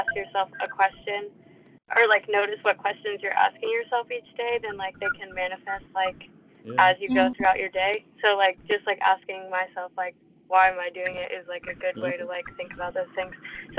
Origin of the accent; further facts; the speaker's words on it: Atlanta, Georgia, United States; I'm from Atlanta, Georgia.